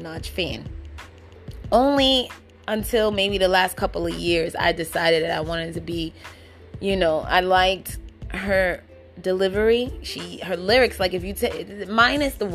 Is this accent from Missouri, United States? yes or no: no; New York City, New York, United States; I'm from the Bronx.